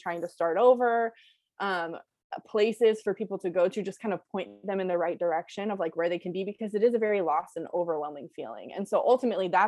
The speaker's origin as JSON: {"language": "English", "area": "Bay Area", "region": "California", "country": "United States", "said": "I'm from the Bay Area."}